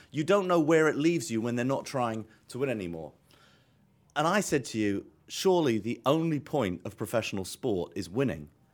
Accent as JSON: {"language": "English", "region": "England", "country": "United Kingdom", "moved": "yes", "lives_now": "New York, United States", "said": "We're English in America"}